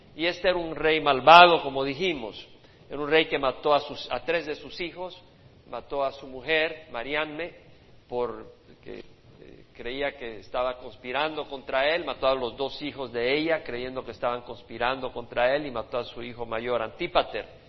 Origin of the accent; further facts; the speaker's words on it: El Salvador; moved away; cuando yo pienso en mi país, en mi país, en mis días